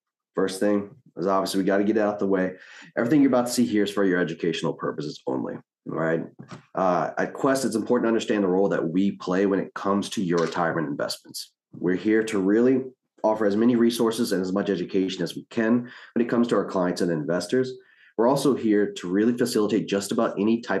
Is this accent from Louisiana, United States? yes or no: yes; New Orleans, Louisiana, United States; moved away as an adult; now in Houston, United States; Originally, I'm from New Orleans, Louisiana